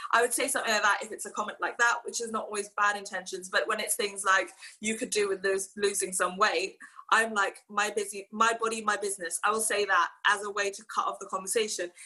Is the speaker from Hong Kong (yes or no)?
yes; Hong Kong; growing up in Hong Kong